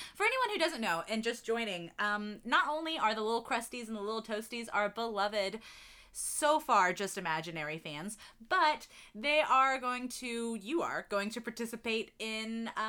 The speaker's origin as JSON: {"language": "English", "town": "Matthews", "region": "North Carolina", "country": "United States", "tie": "born or raised there", "said": "I grew up in North Carolina, Matthews, North Carolina, for anyone who's familiar."}